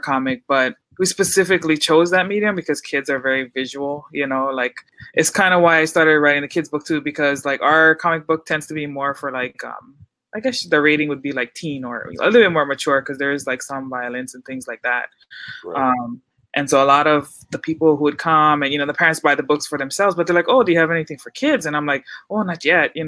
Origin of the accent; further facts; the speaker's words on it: Hawaii, United States; growing up in Hawaii is that, like, we grew up amongst all these different cultures.